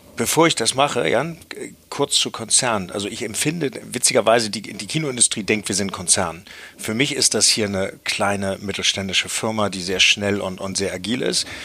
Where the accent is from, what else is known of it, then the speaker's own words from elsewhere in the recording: Hamburg, Germany; Ich bin, bin in Hamburg aufgewachsen